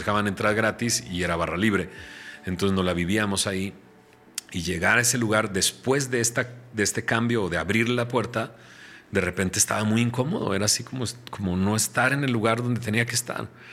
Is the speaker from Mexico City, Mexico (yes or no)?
no; San Pedro Garza García, Nuevo León, Mexico; moved away; yo soy de Monterrey, soy de San Pedro. Mis papás, eh, uno, mi papá es de Marín, mi mamá es de Cadreita. O sea, vienen del rancho a la ciudad de Monterrey eh, se instalan en San Pedro, ahí forman su familia